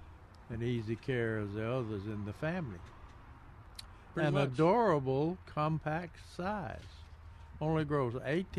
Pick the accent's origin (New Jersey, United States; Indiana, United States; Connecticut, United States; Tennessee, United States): Tennessee, United States; moved away; Dr. Sam McFadden in Saul, Tennessee, my hometown.